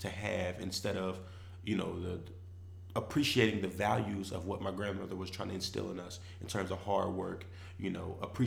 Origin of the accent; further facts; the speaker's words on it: Philadelphia, Pennsylvania, United States; I'm from Philadelphia, Pennsylvania